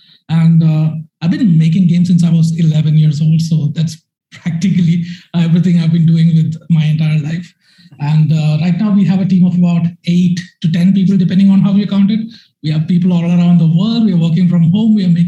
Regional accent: Bangalore, Karnataka, India; I'm from Bangalore, India.

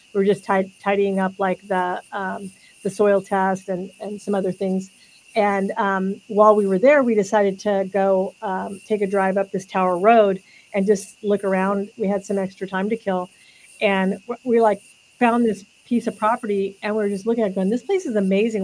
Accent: California, United States; I grew up in California also

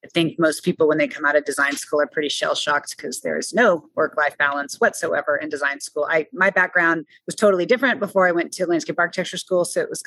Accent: Austin, Texas, United States; I grew up in Austin, but also my parents ran a bed and breakfast in the Hill Country for many years

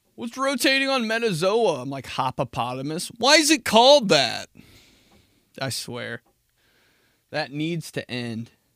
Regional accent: United States; I'm from America.

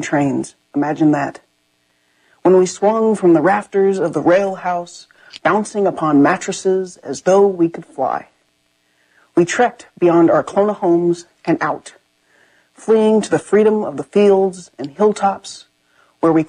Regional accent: Enid, Oklahoma, United States; also born or lived in Germany / Texas / Louisiana / Vallejo, California; from my house, where I grew up in Oklahoma

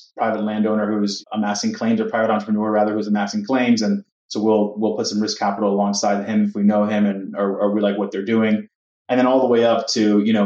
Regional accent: Miami, Florida, United States; moved away as an adult; now in New York City, United States; I was born and raised in Miami, Florida, Cuban parents, and I moved to New York City shortly after graduating university in 2008

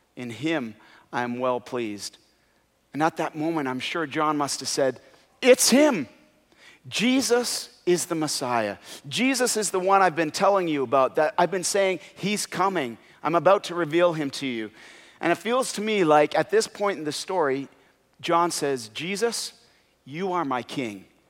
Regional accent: Canada; when I wasn't playing hockey, because I'm from Canada

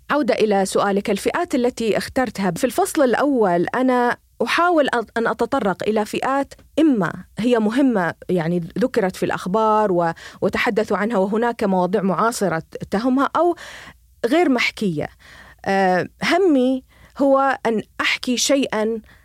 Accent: Bahrain; moved away as an adult; now in United States; أنا بحرينية. آم، قضيت ربما النصف الأول من حياتي في، في ب-، في جزيرة صغيرة لطيفة هي البحرين

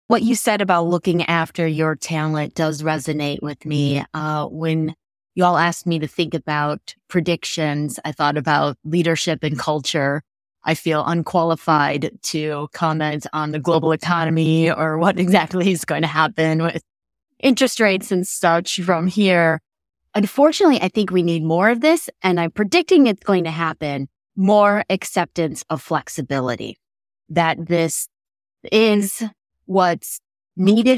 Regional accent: Chicago, Illinois, United States; I'm from Chicago, Illinois

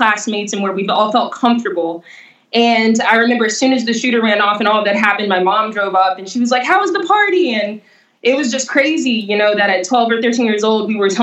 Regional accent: Jackson, Mississippi, United States; growing up in the South, in the Southern United States, and in Jackson

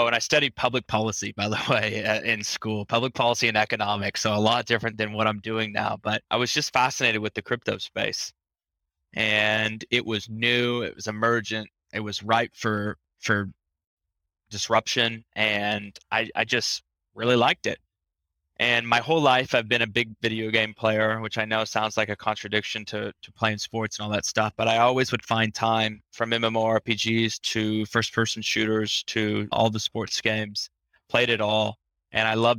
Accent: Tulsa, Oklahoma, United States; now in Miami, United States; grew up in Tulsa, Oklahoma

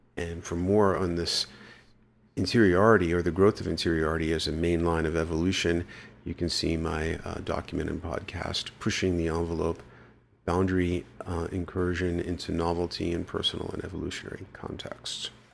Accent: New York City, New York, United States; moved away; I grew up in the Bronx

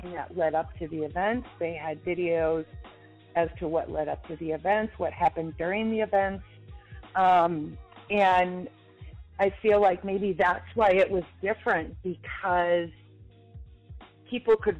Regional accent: Minneapolis, Minnesota, United States; I am born and raised in Minneapolis

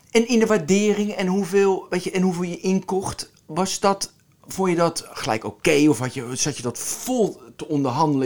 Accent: Westland, South Holland, Netherlands; Ik kom uit het Westland.

